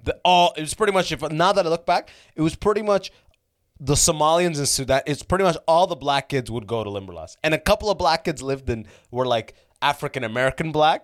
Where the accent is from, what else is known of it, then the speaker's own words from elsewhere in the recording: Canada; I was from Canada